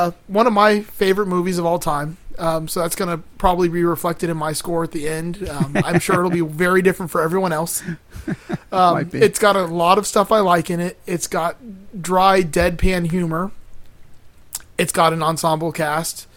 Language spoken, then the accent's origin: English; Miami, Florida, United States; now in Gainesville, United States; growing up in Miami and being a Miami Hurricane fan... And now living in Gainesville